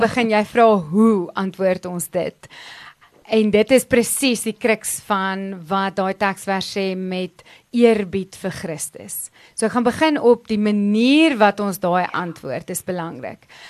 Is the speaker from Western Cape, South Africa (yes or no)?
no; Pretoria, Gauteng, South Africa; also born or lived in Stellenbosch / London; Ek is gebore in Pretoria, geswat in Stellenbosch en oorsee gewees vir 'n paar jaar in Londen teruggetrek.